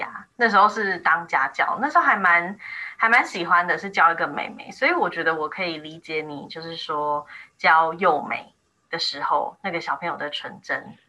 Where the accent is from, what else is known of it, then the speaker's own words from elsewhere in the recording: Taipei, Taiwan; moved away as an adult; also born or lived in Taichung; 我是台北人，所以我在台北教过一阵子。那后来全家搬到台中，又在台中教了一阵子。